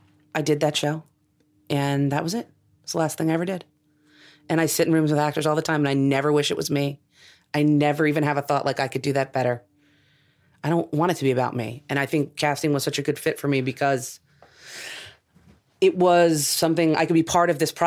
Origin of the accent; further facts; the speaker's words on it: New Jersey, United States; moved away as an adult; also born or lived in New York; now in California, United States; I'm from New Jersey.